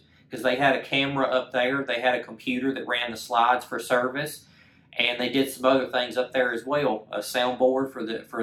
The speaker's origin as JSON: {"language": "English", "town": "Clanton", "region": "Alabama", "country": "United States", "tie": "born or raised there", "said": "I'm originally from Clanton, Alabama, okay, small town in the middle of Alabama"}